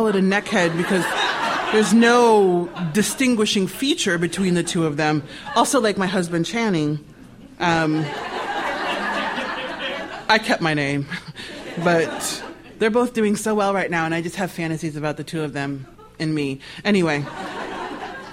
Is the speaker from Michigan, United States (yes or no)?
no; Nebraska, United States; I'm a kid from Nebraska